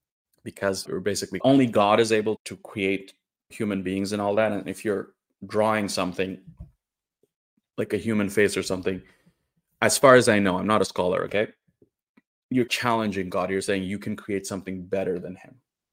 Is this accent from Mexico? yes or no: no; Northeast India, India; I'm from India, and most people in India are Hindus, but there is a significant Islamic population, especially in the north. And I'm from the northeast part of India.